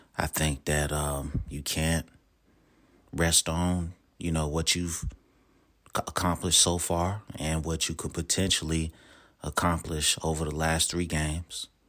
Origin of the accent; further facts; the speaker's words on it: Charlotte, North Carolina, United States; Charlotte, you know, my hometown